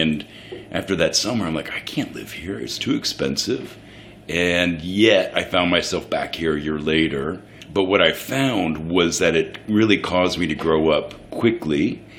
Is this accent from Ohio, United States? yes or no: yes; Ohio, United States; moved away as an adult; now in New York City, United States; I'm from Ohio. Not that there's diversity there, but I grew up in a very kind of Brady Bunch suburban environment.